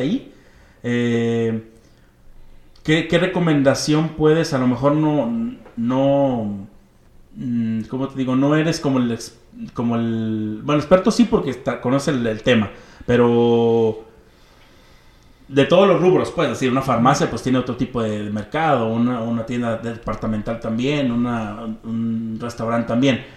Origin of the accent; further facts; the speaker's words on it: Mexico; como mexicanos